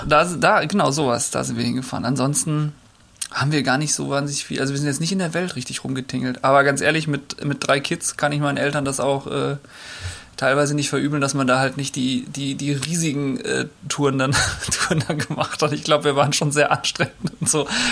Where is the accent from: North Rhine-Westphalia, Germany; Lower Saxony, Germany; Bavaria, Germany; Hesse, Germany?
North Rhine-Westphalia, Germany; Rheda-Wiedenbrück; now in Hamburg, Germany; Reda Wiedenbrück heißt die Stadt. Da äh, bin ich groß geworden, in Nordrhein-Westfalen